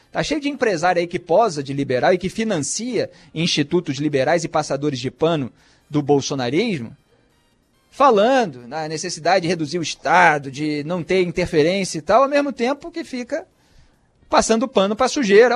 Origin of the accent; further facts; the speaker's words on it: Rio de Janeiro, Brazil; eu como carioca